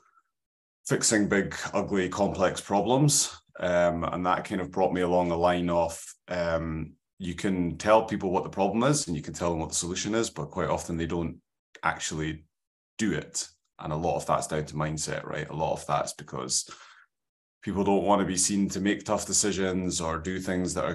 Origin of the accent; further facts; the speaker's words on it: Scotland, United Kingdom; Got that valley Scottish skin